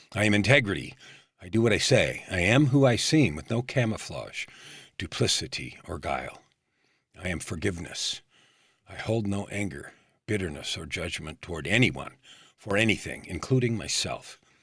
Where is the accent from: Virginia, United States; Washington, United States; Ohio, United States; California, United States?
California, United States; San Francisco Bay Area; I grew up in San Francisco Bay Area during the time when hippies showed up